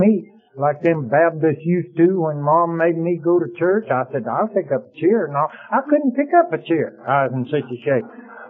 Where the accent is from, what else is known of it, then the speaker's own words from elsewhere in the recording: Athens, Tennessee, United States; I said, I'm from Athens, Tennessee, if I'm from anywhere.